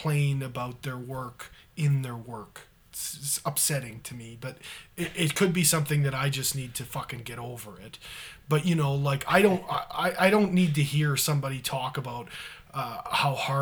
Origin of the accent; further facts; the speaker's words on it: Canada; flag bearer for us as Canadians